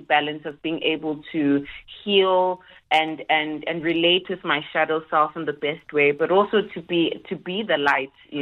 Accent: Pietermaritzburg, KwaZulu-Natal, South Africa; also born or lived in Durban; I was raised, born in Durban, raised in Pietermaritzburg, KZN

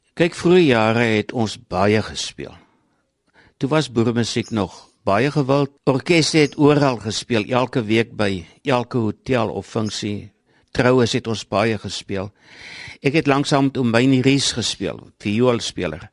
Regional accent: South Africa; ek kom van Vrashoek af

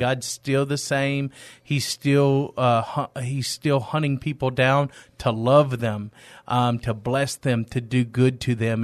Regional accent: East Texas, United States; moved away as an adult; now in San Antonio, United States; I'm originally from East Texas. I've been in San Antonio for ten years.

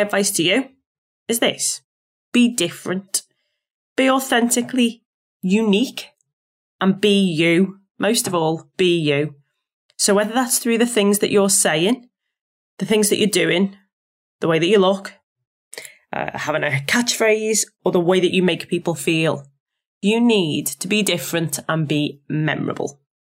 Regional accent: Liverpool, North West England, United Kingdom; accent: Scouse; my accent as a scouser

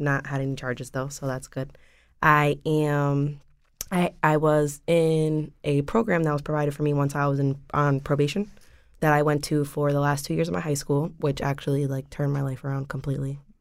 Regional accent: West Haven, Connecticut, United States; I am originally from West Haven. I grew up in West Haven with my mom and my little brothers

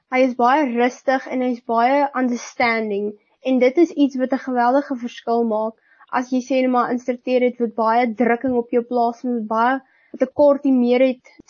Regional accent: Upington, Northern Cape, South Africa; ek kom van Appington af. Ek is 17 jaar oud. Ek gaan skool hier in Hoërskool Duyneveld hier in Appington.

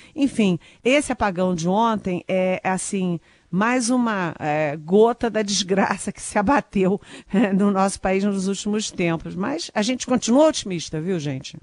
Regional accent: Rio de Janeiro, Brazil; Eu, eu sou carioca, falo sinal

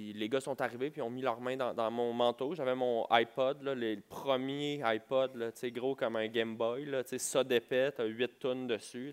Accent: Montreal, Quebec, Canada; je viens de Montréal

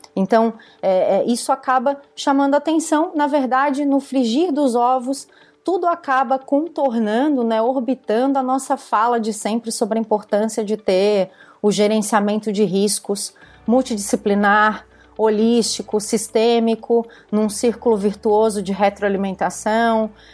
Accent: Criciúma, Santa Catarina, Brazil; moved away as an adult; now in Florianópolis, Brazil; sou de Santa Catarina, moro em Florianópolis há, há 19 anos, mas sou pé preto, como eu, como eu digo para as pessoas, sou, na, sou, natural de Criciúma, que é sul do estado

